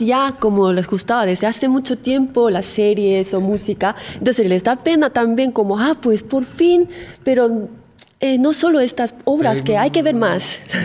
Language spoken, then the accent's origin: Spanish; South Korea; Spanish is a second language; moved away as an adult; now in Spain; en Corea mi cultura puede ser bastante diferente